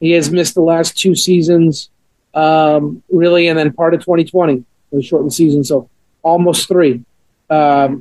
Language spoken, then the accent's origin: English; Montreal, Quebec, Canada; born or raised there; now in Atlanta, United States